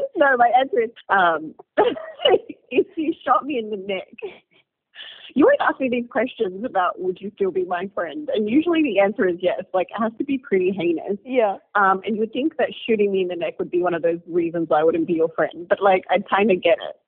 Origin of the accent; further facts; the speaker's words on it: Australia; now in Nairobi, Kenya; I'm Egyptian Australian, but I live in Nairobi